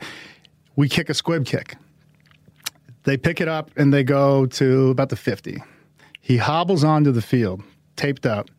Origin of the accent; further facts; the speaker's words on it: Boston, Massachusetts, United States; I am of Samoan heritage, but I grew up in Boston